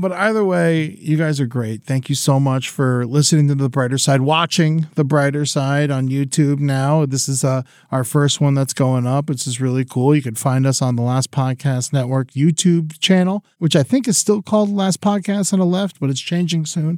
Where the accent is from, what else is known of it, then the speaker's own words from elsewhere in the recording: Boca Raton, Florida, United States; moved away; I came from Boca